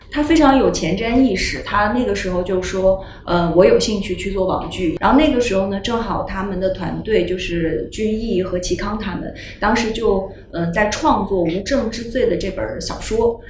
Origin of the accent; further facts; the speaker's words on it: Harbin, Heilongjiang, China; 旅行和我都是哈尔滨人